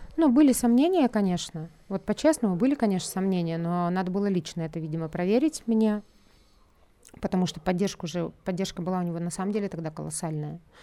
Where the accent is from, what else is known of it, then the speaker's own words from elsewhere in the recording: Russia; moved away as an adult; now in Tbilisi, Georgia; я русская, я родилась в России, всю жизнь прожила в России